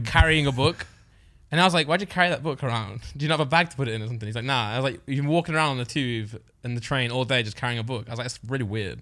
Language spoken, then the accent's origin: English; Nottinghamshire, East Midlands, United Kingdom; now in Derbyshire, United Kingdom; I was born in Nottingham Shire. I live about twenty minutes away